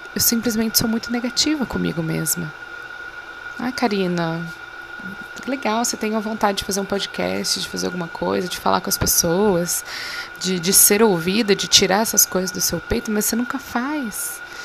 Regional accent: Brazil; sendo brasileiro

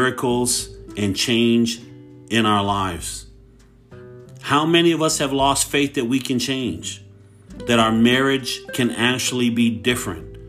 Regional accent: Hayward, California, United States; I grew up in Hayward

